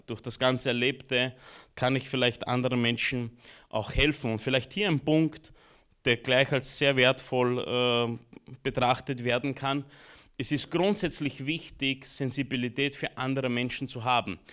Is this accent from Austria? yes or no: yes; Austria; also born or lived in Romania; Ich bin geboren in Rumänien, war circa ein, eineinhalb, zwei Jahre alt als wir nach Österreich kamen